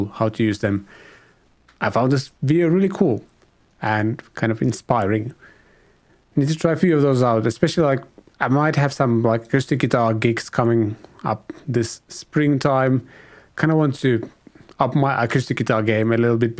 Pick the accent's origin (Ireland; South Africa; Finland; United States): Finland; I'm from Finland